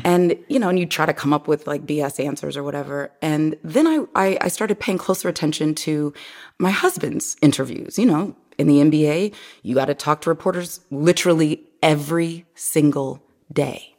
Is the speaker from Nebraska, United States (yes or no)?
yes; Omaha, Nebraska, United States; also born or lived in Miami; now in Los Angeles, United States; I grew up, I'm originally from Omaha, Nebraska